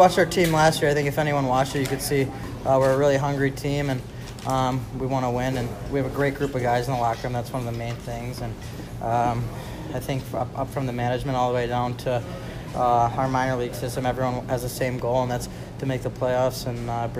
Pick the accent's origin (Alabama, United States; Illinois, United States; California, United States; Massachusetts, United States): Illinois, United States; Chicago; I was actually special doing it in my hometown.